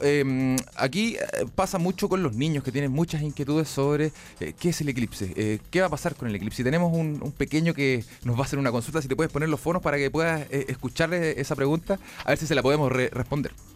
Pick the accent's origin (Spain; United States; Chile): Chile; los chilenos